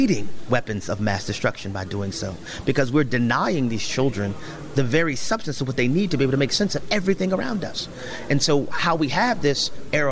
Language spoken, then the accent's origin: English; New Orleans, Louisiana, United States; I grew up in New Orleans, Louisiana, eating gumbo